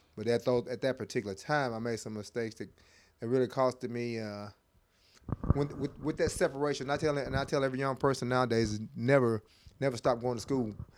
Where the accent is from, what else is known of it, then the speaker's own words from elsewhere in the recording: Lexington, Tennessee, United States; Born and raised in Lexington, Lexington, Tennessee, went to high school there.